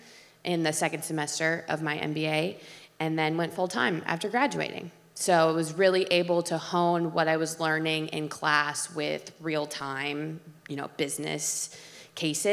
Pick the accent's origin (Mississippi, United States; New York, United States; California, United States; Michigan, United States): Michigan, United States; Ann Arbor; moved away; I'm from Ann Arbor, Michigan originally